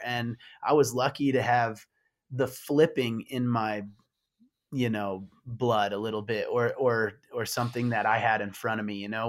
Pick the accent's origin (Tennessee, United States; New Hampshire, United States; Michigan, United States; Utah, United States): Michigan, United States; moved away; I was from Michigan